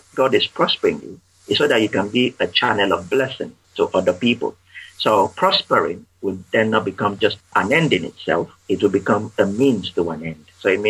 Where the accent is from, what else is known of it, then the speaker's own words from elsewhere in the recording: United Kingdom; Obviously, we are British. We don't talk about faith and finance.